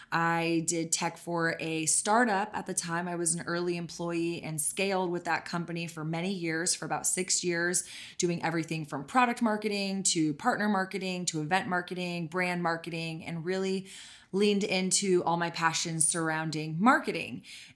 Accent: Texas, United States; I am born and raised in Texas.

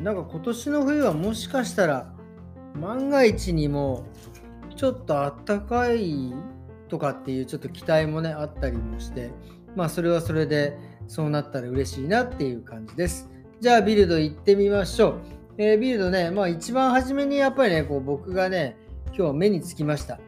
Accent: Meguro, Tokyo, Japan; 出身東京都目黒区出身

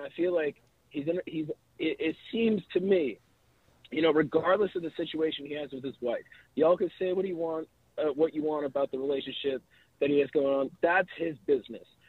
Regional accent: outside Detroit, Michigan, United States; I grew up outside Detroit

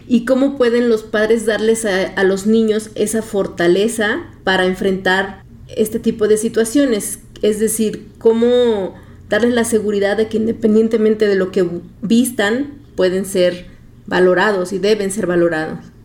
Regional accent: Guerrero, Mexico; mi papá en ese tiempo era un político y pues conocido ahí en mi pueblo, en el estado de Guerrero

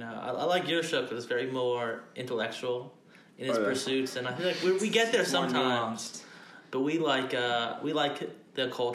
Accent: New York, United States; moved away; New York, my home state

